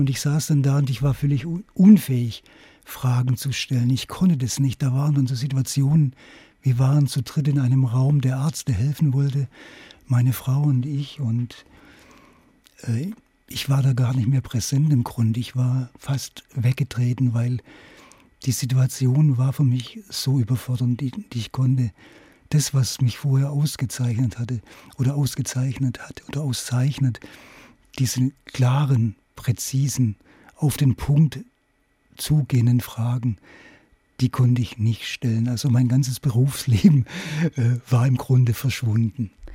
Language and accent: German; Königsbronn, Baden-Württemberg, Germany; moved away; also born or lived in Hamburg; nach Königsbronn auf der Schwäbischen Alb, meinem Heimatort